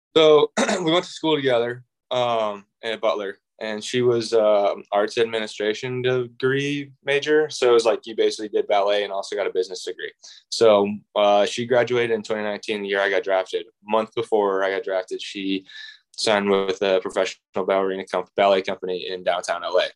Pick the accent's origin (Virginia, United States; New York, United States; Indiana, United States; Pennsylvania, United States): Indiana, United States; Indianapolis; I'm from Indianapolis